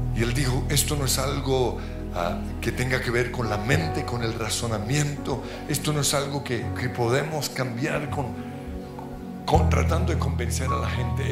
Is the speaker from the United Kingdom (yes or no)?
no; Colombia; como colombianos, como cristianos